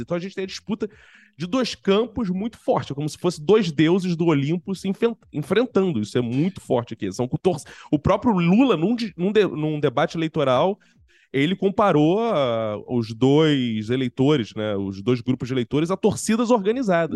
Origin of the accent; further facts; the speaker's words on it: Rio de Janeiro, Brazil; accent: carioca; eu sou carioca, embora eu esteja em São Paulo nesse momento